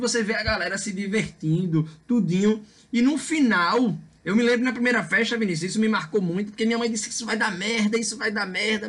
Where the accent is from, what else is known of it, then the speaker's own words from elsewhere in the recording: Recife, Pernambuco, Brazil; eu cresci aqui em Recife